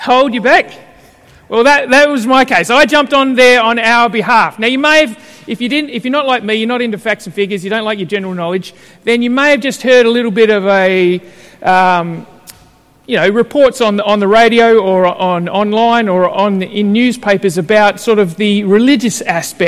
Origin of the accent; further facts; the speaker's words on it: Melbourne, Victoria, Australia; moved away; I grew up in Carlton when I was young